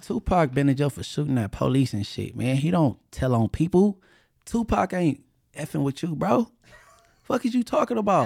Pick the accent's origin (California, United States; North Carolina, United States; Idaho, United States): California, United States; I'm only from California